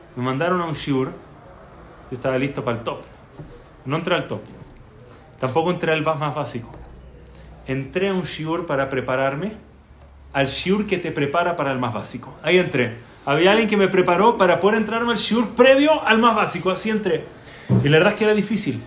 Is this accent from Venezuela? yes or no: no; Chile; moved away; also born or lived in Baltimore, United States; Yo en Chile